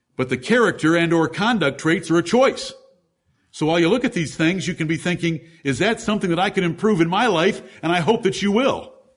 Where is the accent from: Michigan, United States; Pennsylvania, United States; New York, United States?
Michigan, United States; Ann Arbor; I'm from Ann Arbor